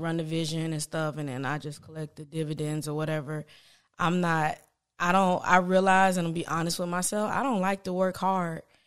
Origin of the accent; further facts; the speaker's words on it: Palm Beach, Florida, United States; I'm from Palm Beach